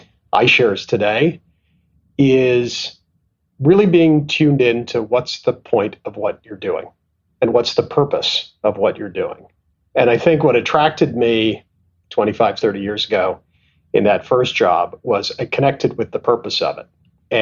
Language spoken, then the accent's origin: English; Canada; moved away as an adult; also born or lived in Tanzania / England / Pakistan / London; But I was born in Tanzania, and then my family left when I was at about a year old, and I lived and grew up in Canada. And then I kind of went to school and college in England